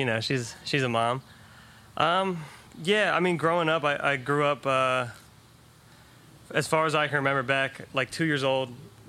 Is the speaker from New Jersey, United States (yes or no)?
no; Philadelphia, Pennsylvania, United States; I'm an artist from the Philadelphia area. I've been making music since, 10 years old